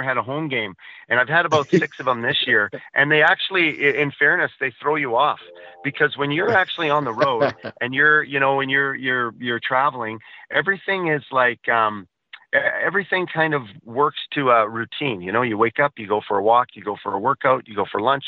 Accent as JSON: {"language": "English", "town": "Winnipeg", "region": "Manitoba", "country": "Canada", "tie": "born or raised there", "said": "growing up in Canada"}